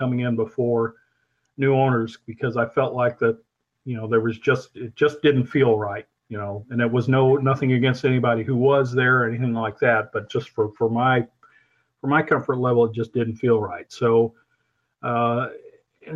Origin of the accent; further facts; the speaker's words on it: Missouri, United States; moved away as an adult; also born or lived in Peoria, Illinois / Wichita, Kansas; growing up in Missouri